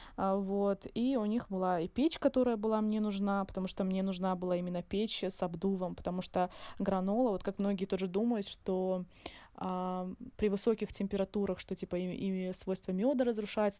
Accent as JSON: {"language": "Russian", "area": "a small town near Surgut", "region": "Khanty-Mansi Autonomous Okrug", "country": "Russia", "tie": "born or raised there", "also_born_or_lived": "Izberbash, Dagestan / Moscow", "moved": "as an adult", "lives_now": "Makhachkala, Russia", "said": "я родилась в Сбербаше и жила здесь не так долго, ходила в садик. Ну, ходила в садик я в селе, у бабули. И мои родители переехали на север. Э, это город рядом с Сургутом, такой небольшой"}